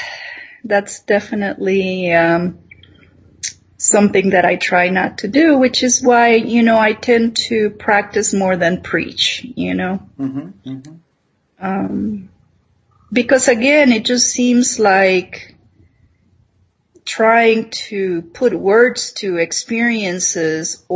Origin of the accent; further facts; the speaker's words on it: Nicaragua; moved away; I'm this girl from Nicaragua, from tropical Nicaragua, and somehow I'm in Minnesota